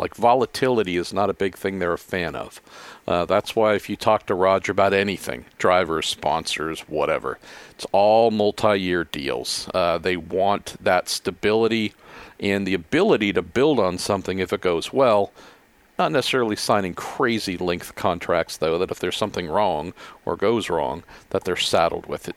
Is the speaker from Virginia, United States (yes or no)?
no; Bay Area, California, United States; I'm born and raised in the Bay Area